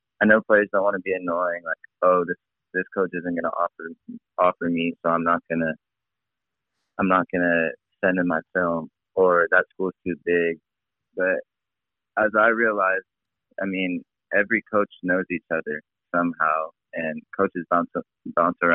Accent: San Diego, California, United States; growing up in San Diego

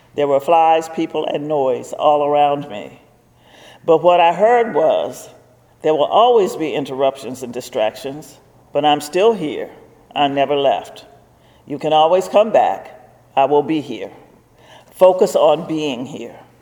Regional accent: Virginia, United States; I was from Virginia

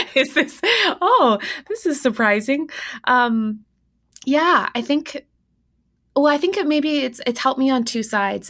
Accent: Winnipeg, Manitoba, Canada; moved away; my hometown of Winnipeg, Manitoba

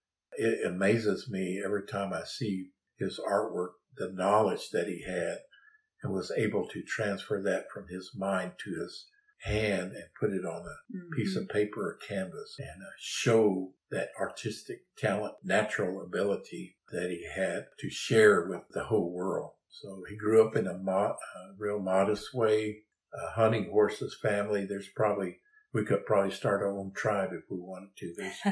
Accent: Saddle Mountain, south of Carnegie, Oklahoma, United States; And we come from a Pitoma family. We live around what we call Saddle Mountain, south of Carnegie, Oklahoma. That's our home place.

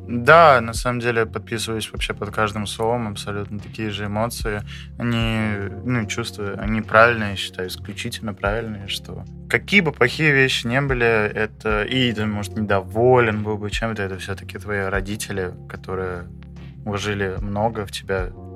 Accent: Saint Petersburg, Russia; я питерский

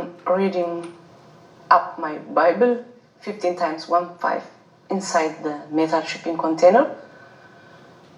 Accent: Eritrea; moved away; I'm from East Africa

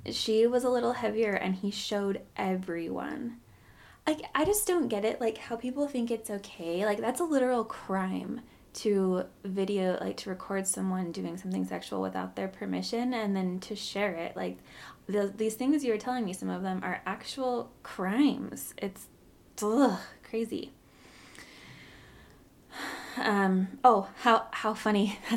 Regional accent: Orem, Utah, United States; I guess because I grew up in Orem, as far as I knew, that wasn't a thing.

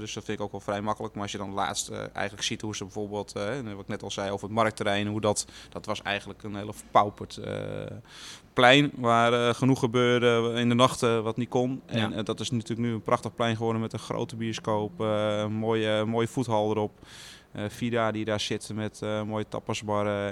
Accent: Loosdrecht, North Holland, Netherlands; ik kom uit Loosdrecht

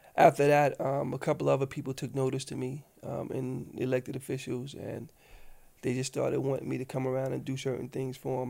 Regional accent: New York City, New York, United States; I come from South Jamaica, the old school South Jamaica

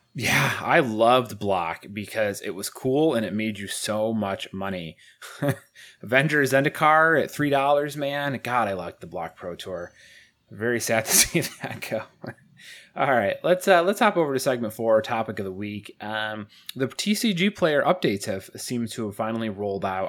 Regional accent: Syracuse, New York, United States; moved away; I'm from Syracuse

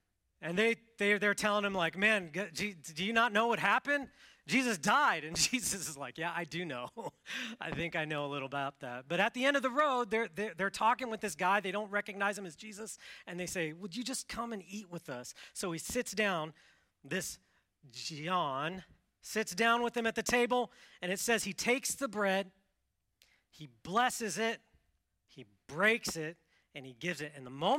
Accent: Washington, United States; I grew up in Washington State, the Pacific Northwest, so it's wet there.

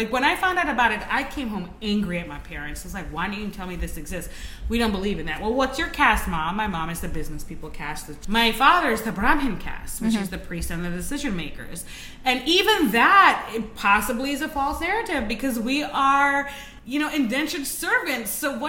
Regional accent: Trinidad & Tobago; now in United States; growing up in Trinidad, and my mother... I come from a very religious family. There are priests on both sides

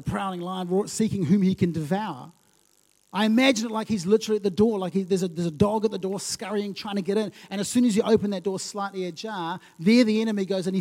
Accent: Lautoka, Western Division, Fiji; moved away; When I was growing up, I used to live in Fiji as a kid.

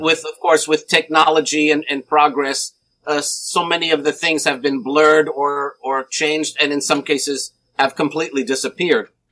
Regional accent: New Jersey, United States; I was born in New Jersey

